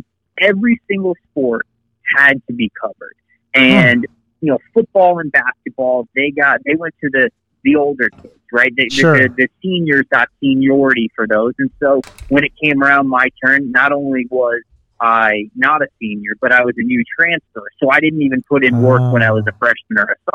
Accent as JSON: {"language": "English", "area": "just south of Tampa", "region": "Florida", "country": "United States", "tie": "born or raised there", "said": "I'm from Florida, just south of Tampa, and I actually grew up playing hockey."}